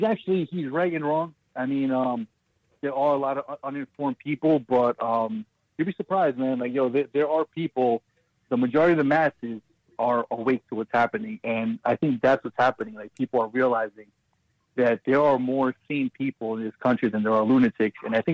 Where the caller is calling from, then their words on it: Brooklyn, New York, United States; It's Brooklyn again. What's going on, man?